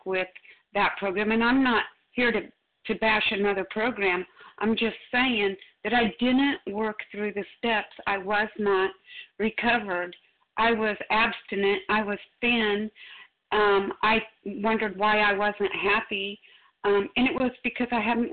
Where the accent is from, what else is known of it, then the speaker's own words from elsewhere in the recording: Missouri, United States; I'm from Missouri. I'm just a redneck